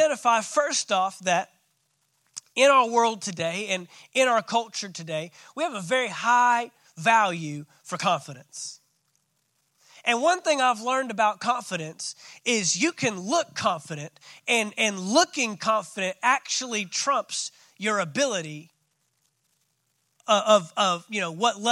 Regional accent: Fort Worth, Texas, United States; I grew up in Fort Worth, Texas.

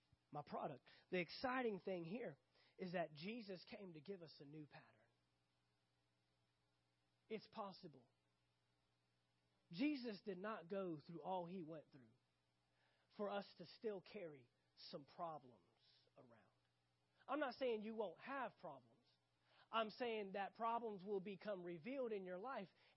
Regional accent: United States; I'm American, United States of that's where I was born

